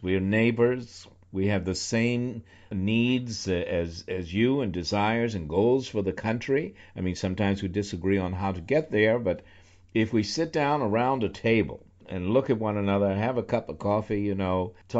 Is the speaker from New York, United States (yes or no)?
yes; New York, United States; moved away as an adult; also born or lived in Virginia; now in Northern Virginia, United States; I'm a New Yorker. I spent most of my adult life in New York, but I always loved Virginia, and am now back in D.C. in Northern Virginia.